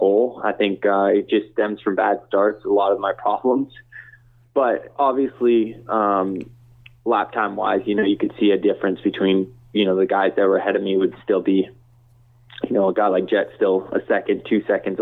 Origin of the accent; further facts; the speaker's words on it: Canada; me being from Canada